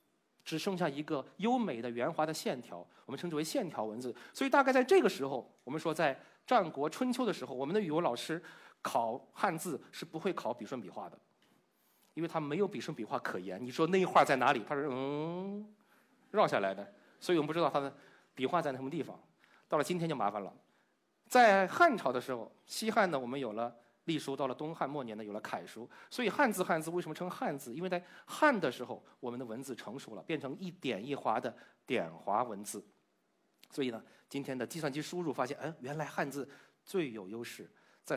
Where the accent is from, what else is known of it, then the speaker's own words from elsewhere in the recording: China; 因为我们中国人的脑洞开的是不一样的，所以把它留下来了。